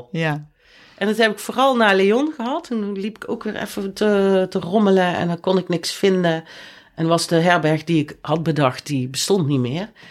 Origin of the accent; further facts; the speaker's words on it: Netherlands; wij komen in het centrum van Leon met z'n drieën, toevallig drie Nederlanders bij stoplicht